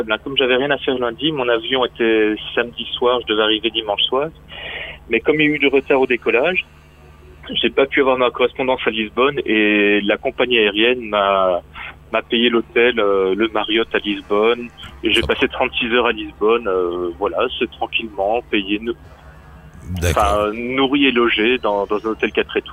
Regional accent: Brussels, Belgium; born there; Je suis un vrai Français, né à Bruxelles. Donc je suis né expat, moi.

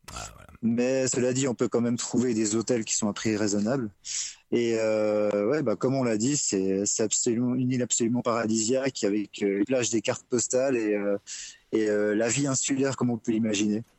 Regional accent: Switzerland; je suis suisse

